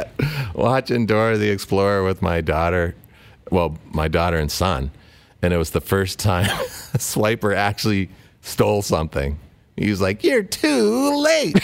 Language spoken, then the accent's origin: English; Ontario, Canada; also born or lived in Edmonton; I'm originally from Ontario. Although I did live in Edmonton as a youngster from from kindergarten